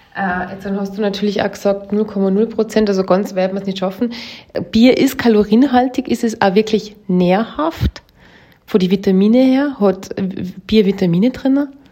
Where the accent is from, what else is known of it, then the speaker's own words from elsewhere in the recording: Austria; bei uns in Österreich